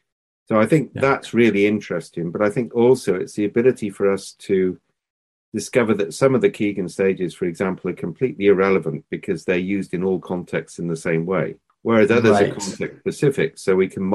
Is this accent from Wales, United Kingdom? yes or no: yes; Wales, United Kingdom; we're Welsh